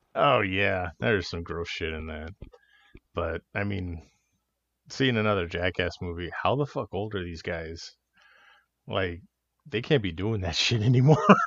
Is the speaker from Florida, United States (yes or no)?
no; Los Angeles, California, United States; growing up in California and, and L